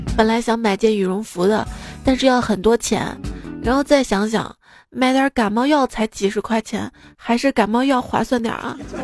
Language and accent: Chinese; the North, northern China, China; 我们生活在北方